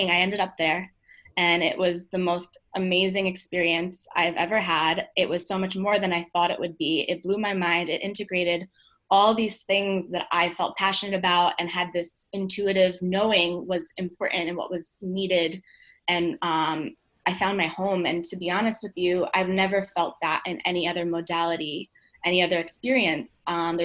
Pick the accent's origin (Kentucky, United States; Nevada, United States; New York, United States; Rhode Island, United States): New York, United States; Long Island; I grew up in Long Island.